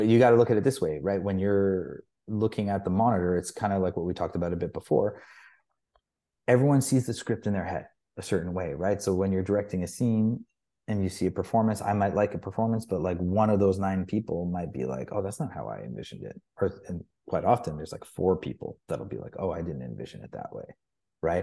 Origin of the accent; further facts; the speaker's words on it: Toronto, Ontario, Canada; moved away as an adult; also born or lived in England / Youngstown, New York; I'd only really lived in Toronto